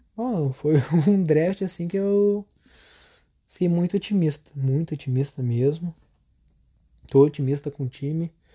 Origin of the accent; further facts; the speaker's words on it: Canoas, Rio Grande do Sul, Brazil; Eu sou do Rio Grande do Sul, Canoas, tenho 16 anos